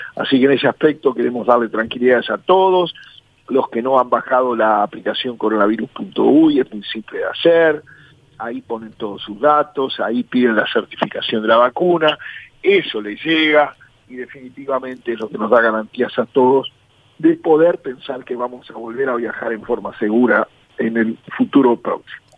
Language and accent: Spanish; Paysandú, Uruguay; soy nativo de allí